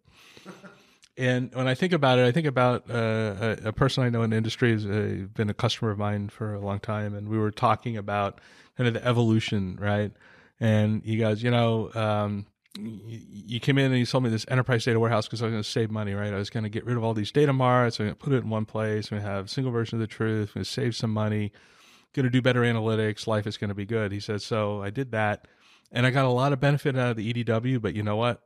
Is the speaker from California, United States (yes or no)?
yes; San Diego, California, United States; I'm from San Diego